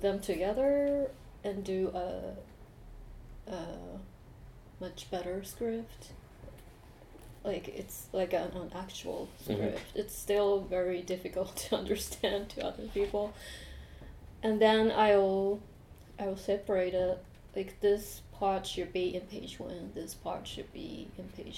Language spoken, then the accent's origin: English; Japan; English is a second language; growing up in Japan